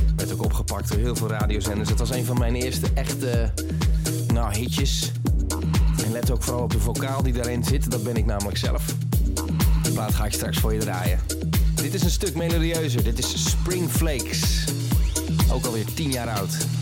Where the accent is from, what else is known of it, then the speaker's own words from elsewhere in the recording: Vianen, Utrecht, Netherlands; vernoemd naar de straat waar ik opgegroeid ben in Vianen